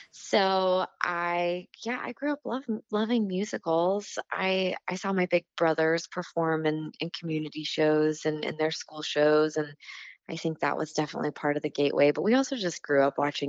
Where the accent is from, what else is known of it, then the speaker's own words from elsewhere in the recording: Brentwood, Tennessee, United States; I grew up in Brentwood, Tennessee